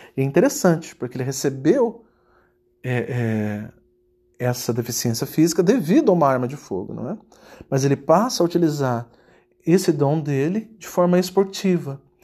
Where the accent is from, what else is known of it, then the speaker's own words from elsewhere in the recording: Campo Grande, Mato Grosso do Sul, Brazil; moved away as an adult; now in United States; eu nasci numa família simples, num Campo Grande, no Mato Grosso do Sul, ou seja, no interior do Brasil. E é, fui criado, estudei em, em escolas é, públicas do Brasil